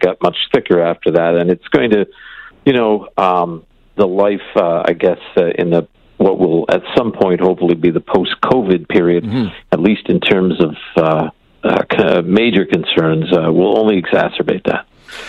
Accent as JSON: {"language": "English", "town": "Cornwall", "region": "Ontario", "country": "Canada", "tie": "born or raised there", "said": "I grew up in Cornwall, Ontario, and we used to go across the border to Messina, New York, or to the Adirondacks."}